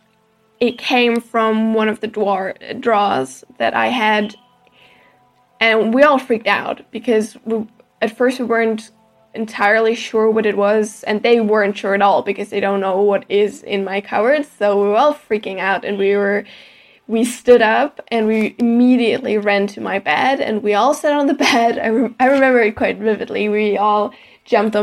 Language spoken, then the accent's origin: English; Germany; I'm from Germany